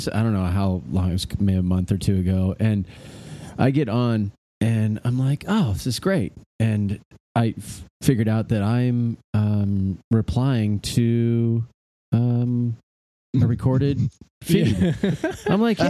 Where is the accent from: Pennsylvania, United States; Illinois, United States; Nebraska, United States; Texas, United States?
Nebraska, United States; Omaha; Yeah, I grew up in Omaha.